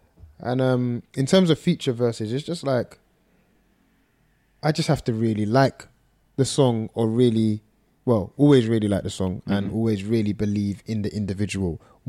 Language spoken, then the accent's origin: English; London, United Kingdom; Everything, man. I think in every aspect, the way I dress is North London, the way I talk, my references